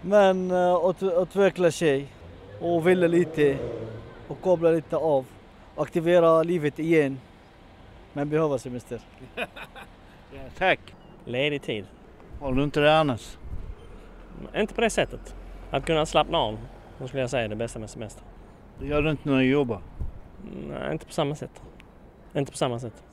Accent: Stockholm, Stockholm County, Sweden; Jag är från Stockholm annars.

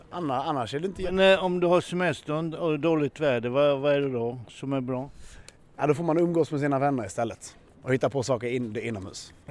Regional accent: Stockholm, Stockholm County, Sweden; Jag är från Stockholm annars.

